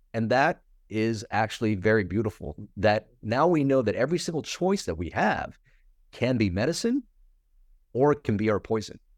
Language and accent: English; United States; my boat refugee story and kinda growing up in America